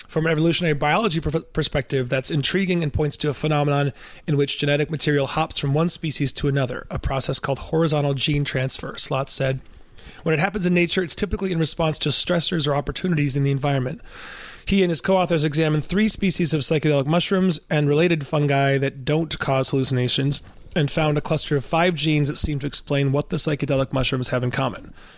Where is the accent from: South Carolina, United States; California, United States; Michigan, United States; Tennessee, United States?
Michigan, United States; Ann Arbor; because I'm from Ann Arbor in Michigan